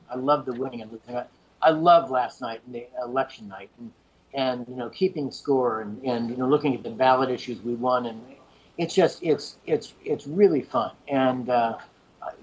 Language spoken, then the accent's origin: English; Kansas City, United States; moved away as an adult; also born or lived in Durham, North Carolina; So, I grew up in Kansas City. I'm a Kansas guy